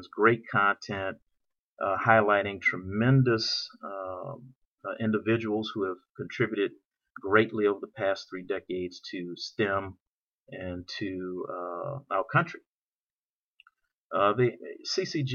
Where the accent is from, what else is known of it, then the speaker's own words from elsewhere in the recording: New Orleans, Louisiana, United States; now in California, United States; I'm from New Orleans, and I live here in California now